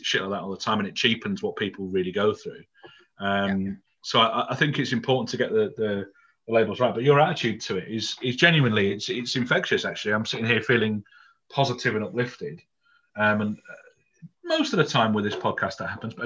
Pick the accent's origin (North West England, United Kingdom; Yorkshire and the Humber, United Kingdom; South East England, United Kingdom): Yorkshire and the Humber, United Kingdom; I'm from Yorkshire